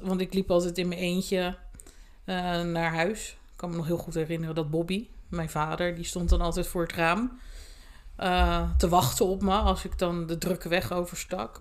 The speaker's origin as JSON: {"language": "Dutch", "town": "Sluis", "region": "Zeeland", "country": "Netherlands", "tie": "born or raised there", "said": "toen ben ik eh, in mijn geboortedorp, met mijn sluis naar school gegaan"}